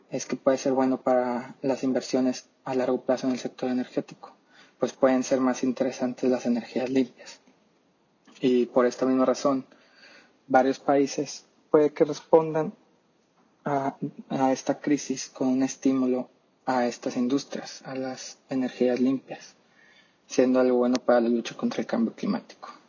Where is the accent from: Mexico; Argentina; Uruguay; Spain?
Mexico; Y bueno, viéndolo como mexicano, yo creo que aquí en México, especialmente por las ideas que tiene nuestro presidente